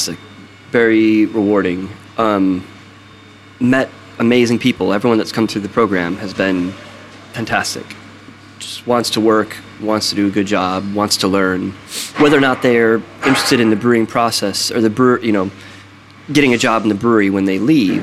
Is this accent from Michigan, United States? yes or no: yes; Detroit, Michigan, United States; moved away as an adult; also born or lived in Philadelphia / Portsmouth; now in United Kingdom; ended up moving back to Detroit and working in a small brewery and cider mill in my hometown